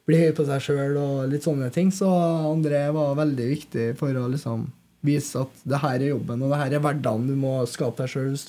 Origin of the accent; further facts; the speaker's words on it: Trøndelag, Norway; jeg er jo trønder og har vært på Lerkendal siden jeg var fire år.